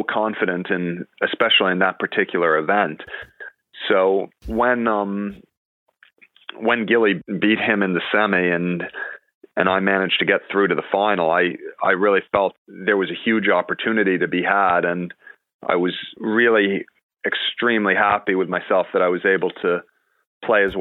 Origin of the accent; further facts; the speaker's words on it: New York City, New York, United States; also born or lived in Hartford, Connecticut; growing up in Manhattan there 20 years ago